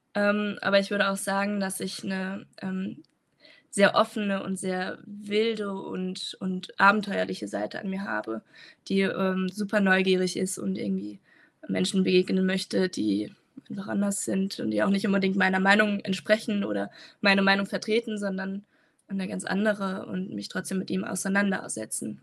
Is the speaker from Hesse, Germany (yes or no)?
yes; Frankfurt am Main, Hesse, Germany; also born or lived in Tübingen; bin eigentlich aus Frankfurt am Main und pendle immer hin und her.